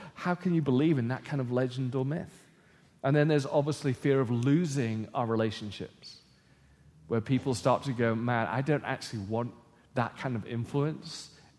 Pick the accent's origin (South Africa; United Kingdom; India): United Kingdom; England; But we growing up in England in a post-Christendom society were respected.